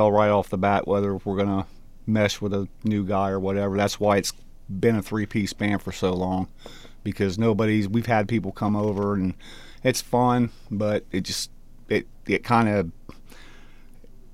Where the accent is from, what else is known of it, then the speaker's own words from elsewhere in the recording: United States; I'm from Delaware